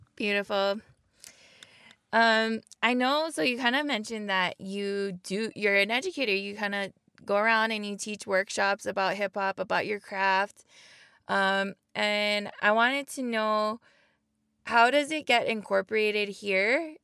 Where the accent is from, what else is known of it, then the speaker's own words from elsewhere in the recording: Papakolea, Oahu, Hawaii, United States; now in Kaimuki, United States; from Papo Kule Oahu, now living in Kaimuki